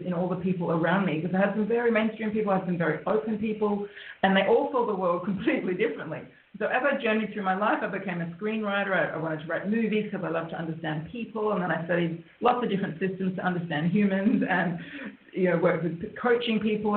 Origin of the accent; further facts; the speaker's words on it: Australia; I'm an Australian, and that's why we're actually speaking to you today from Australia